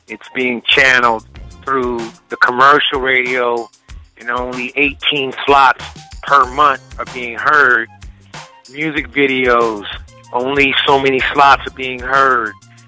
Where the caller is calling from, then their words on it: Richmond, Virginia, United States; I'm calling from Richmond, Virginia.